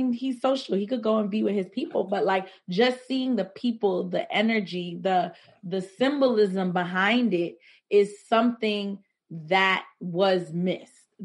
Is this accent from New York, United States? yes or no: yes; New York City, New York, United States; a majority of my life spent in Crown Heights